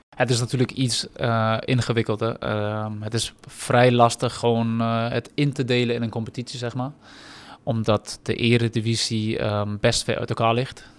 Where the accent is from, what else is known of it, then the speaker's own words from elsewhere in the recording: Germany; now in Netherlands; als Duitse jongen